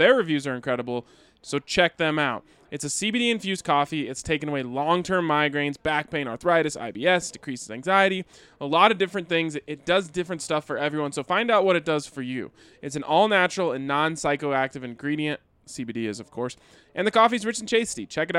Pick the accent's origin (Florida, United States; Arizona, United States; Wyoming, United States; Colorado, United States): Colorado, United States; I grew up in Southern Colorado. It's just something you get used to.